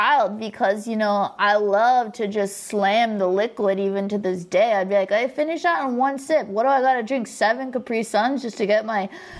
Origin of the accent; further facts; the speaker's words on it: Orange County, Southern California, United States; I grew up in Orange County where there was like no art or culture